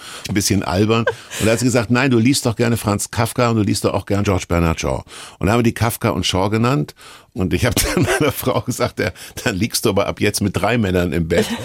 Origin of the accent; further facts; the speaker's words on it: Kassel, Hesse, Germany; Und ich bin neben einem Kirchturm groß geworden in Kassel